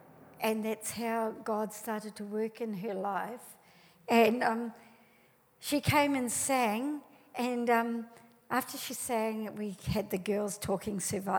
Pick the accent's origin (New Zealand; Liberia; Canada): New Zealand; now in Australia; I came to Australia from New Zealand and we are different. We might speak the same English, but we are different.